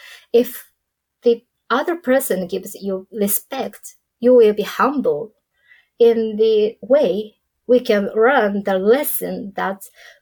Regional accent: Tokyo, Japan; So I was born and raised in Tokyo

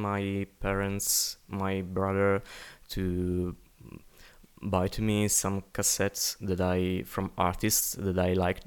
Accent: Italy; first language Italian; English is a second language; I'm, I'm Italian, so it's my native language

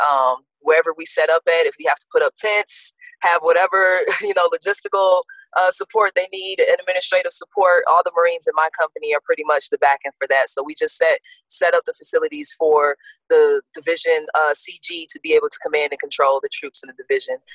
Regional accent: South Bend, Indiana, United States; also born or lived in Gary, Indiana; born in Gary, pretty much raised in South Bend

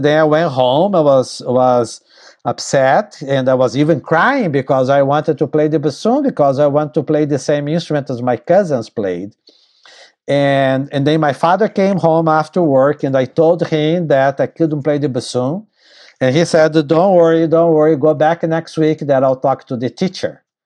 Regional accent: Tatuí, São Paulo, Brazil; moved away as an adult; also born or lived in Purchase, New York / New York City; my hometown named Tatuí. in the state of São Paulo, Brazil

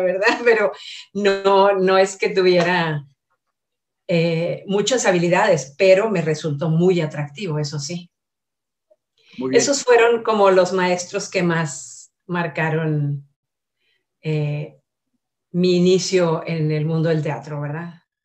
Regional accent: Monterrey, Nuevo León, Mexico; Soy regiomontana

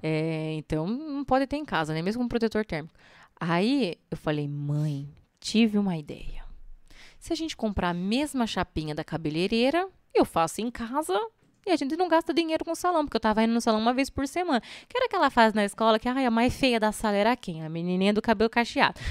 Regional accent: Sorocaba, São Paulo, Brazil; born or raised there; also born or lived in Mairinque / Alumínio

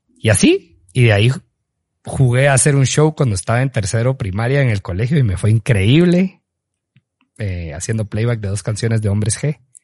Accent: Petén, Guatemala; siempre llevamos la bandera de ser peteneros, pues obviamente guatemaltecos, pero que que somos de Petén

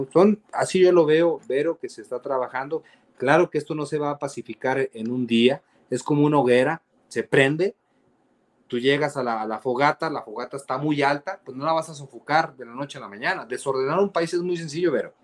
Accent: Mexico; nosotros como mexicanos

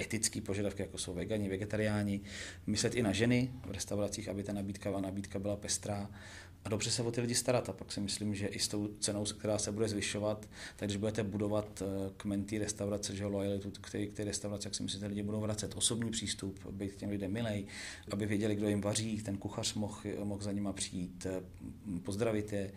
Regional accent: Plzeň, Plzeň Region, Czechia; já jsem z Plzně

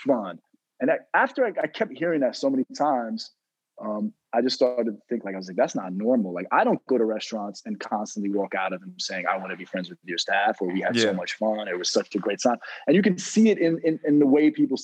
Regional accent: New York City, New York, United States; And I'm from New York City originally. I'm from Manhattan.

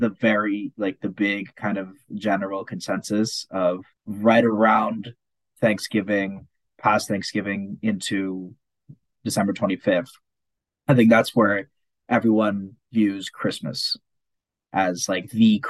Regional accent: Serbia; So I'm European, Serbian. For anyone who doesn't know. We're Orthodox, so we celebrate Orthodox Christmas.

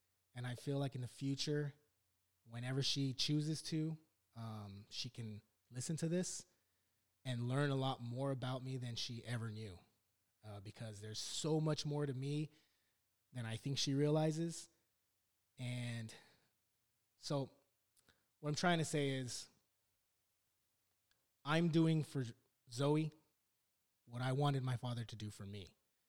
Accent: Los Angeles, California, United States; So I was born in Lakeview Terrace, of all places. It's not as beautiful as it sounds. In 1978, I'm 41 years old. I'm 41. I was born and raised.

